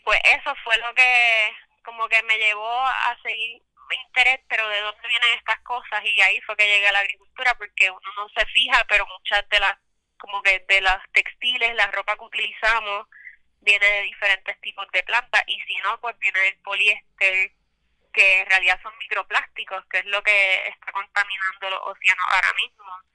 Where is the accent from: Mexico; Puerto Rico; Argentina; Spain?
Puerto Rico; Lares; Soy de Lares, Puerto Rico y ahora mismo estoy en San Sebastián.